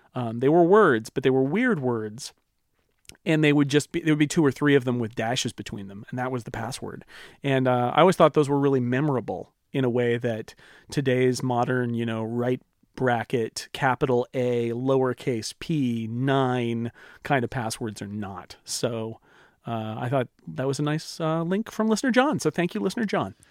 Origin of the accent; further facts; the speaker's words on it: near Yosemite, California, United States; I grew up near Yosemite.